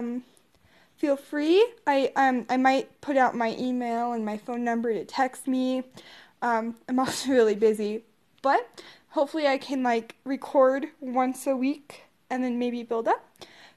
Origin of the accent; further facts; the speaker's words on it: Colorado, United States; also born or lived in Odessa, Texas; At the age of 5, my biological parents were divorced. So, my mom moved us up to Colorado